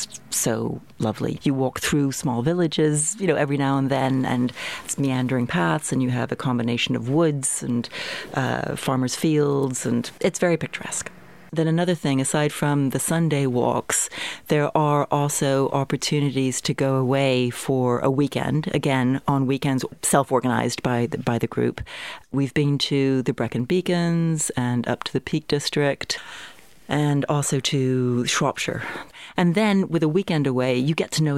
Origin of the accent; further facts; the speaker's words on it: United States; moved away as an adult; now in Bristol, United Kingdom; I was born in the United States, and my mother's American, father's Dutch, so I have a mixed background.